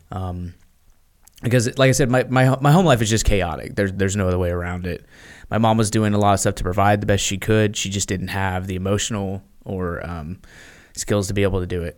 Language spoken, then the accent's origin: English; Memphis, Tennessee, United States; I was born in Memphis, Tennessee